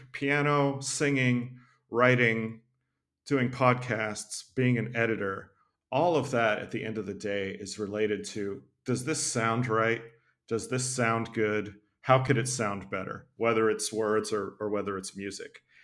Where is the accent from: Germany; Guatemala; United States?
United States; Tennessee; I grew up in Tennessee